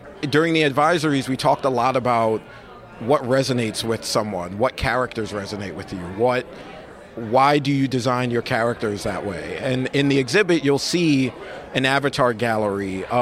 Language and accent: English; New York City, New York, United States; I grew up in Brooklyn, and when I grew up in Brooklyn, I grew up in Bed-Stuy